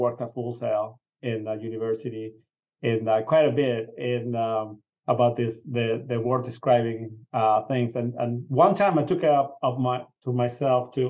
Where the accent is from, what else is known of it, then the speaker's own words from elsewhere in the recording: Venezuela; moved away; I grew up in Venezuela